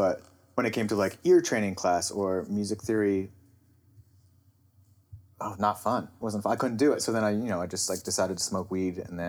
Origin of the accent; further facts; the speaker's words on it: Stroudsburg, Pennsylvania, United States; From Stroudsburg, Pennsylvania.